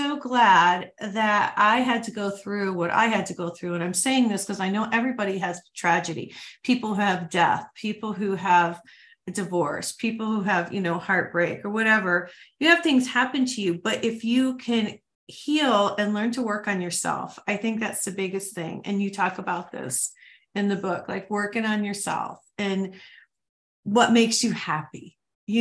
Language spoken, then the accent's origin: English; Ohio and Michigan, Midwest, United States; moved away; also born or lived in New Mexico; I grew up in Ohio and Michigan